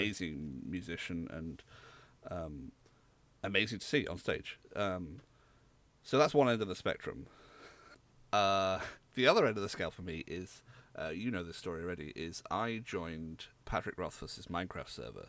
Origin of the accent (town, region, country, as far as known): United Kingdom